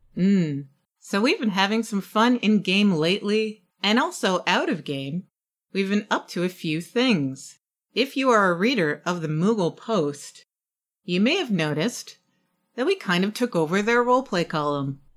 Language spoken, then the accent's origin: English; New York City, New York, United States; my hometown, New York City